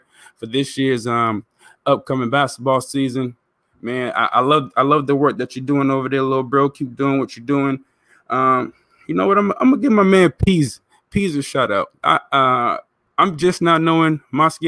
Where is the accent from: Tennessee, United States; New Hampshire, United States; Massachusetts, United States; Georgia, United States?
Massachusetts, United States; Boston; I'm from Boston